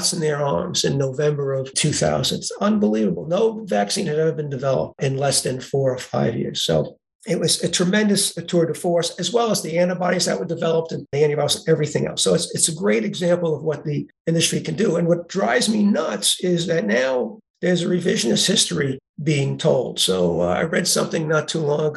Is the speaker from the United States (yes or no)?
yes; New York City, New York, United States; moved away as an adult; also born or lived in Groton, Connecticut; As people will be able to tell from my accent, I was born in Brooklyn, New York.